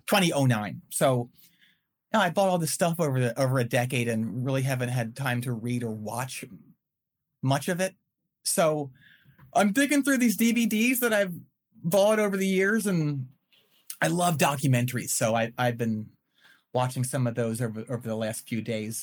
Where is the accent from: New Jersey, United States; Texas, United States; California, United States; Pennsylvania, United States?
Pennsylvania, United States; outside of Philadelphia; also born or lived in Winston-Salem, North Carolina; now in Chapel Hill, United States; I grew up outside of Philadelphia, about 35 miles in the f- farmlands